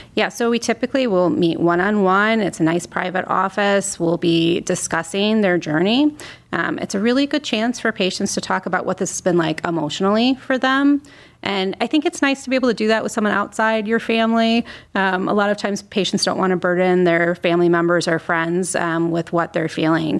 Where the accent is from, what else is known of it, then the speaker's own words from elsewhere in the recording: Northeast Ohio, United States; I'm an Ohio native, so I'm here from Northeast Ohio